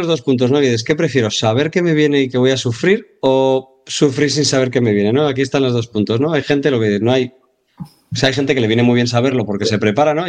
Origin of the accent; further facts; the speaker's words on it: Navarre, Spain; como yo, como buen navarro